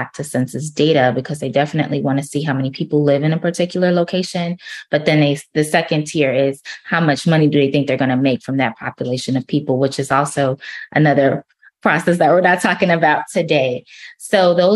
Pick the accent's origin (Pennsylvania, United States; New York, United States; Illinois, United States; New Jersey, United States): New York, United States; New York City; also born or lived in Miami, Florida; now in Jacksonville, United States; I'm originally from Brooklyn, New York, grew up a little bit in Miami, and now I'm based out of Jacksonville, Florida